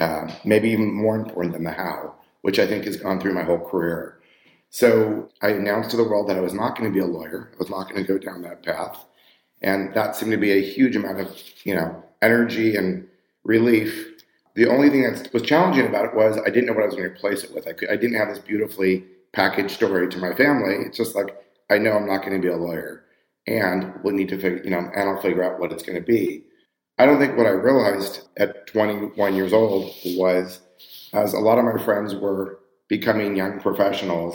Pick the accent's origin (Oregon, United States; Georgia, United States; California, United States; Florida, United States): California, United States; Los Angeles; I was born and raised in Los Angeles, California